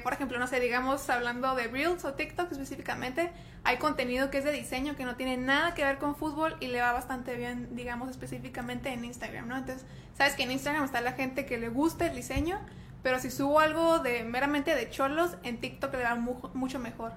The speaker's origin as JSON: {"language": "Spanish", "town": "Tijuana", "region": "Baja California", "country": "Mexico", "tie": "born or raised there", "accent": "Monterrey", "said": "soy aquí de Tijuana, aquí nací, aquí crecí y aquí andamos"}